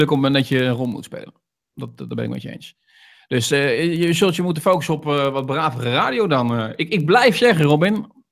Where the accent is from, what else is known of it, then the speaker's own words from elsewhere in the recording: Rotterdam, South Holland, Netherlands; Als Rotterdammer dan, hè? Als Rotterdammer dan natuurlijk, hè?